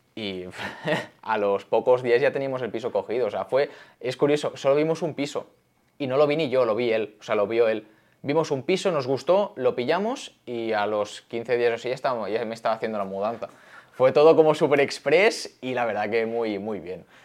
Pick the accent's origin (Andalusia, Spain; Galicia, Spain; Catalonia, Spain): Catalonia, Spain; Barcelona; moved away as an adult; now in Madrid, Spain; soy de Barcelona, como bien ha dicho, de toda la vida. Ahora vivo aquí